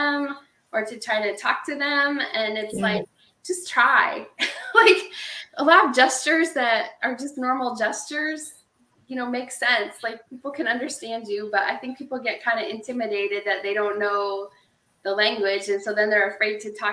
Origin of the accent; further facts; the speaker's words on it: Nebraska, United States; we don't have an accent in Nebraska